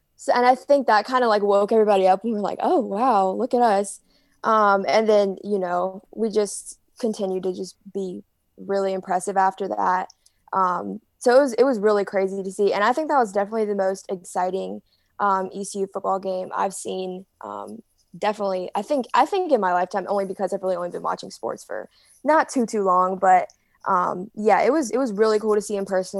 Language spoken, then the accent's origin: English; Greenville, North Carolina, United States; I'm from Greenville